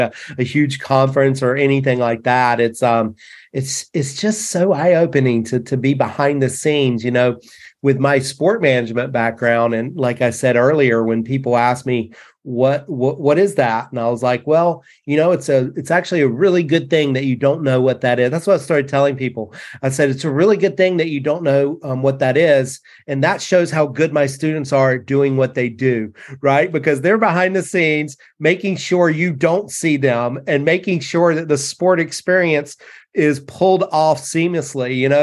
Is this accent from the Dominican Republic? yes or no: no; North Carolina, United States; this North Carolina kid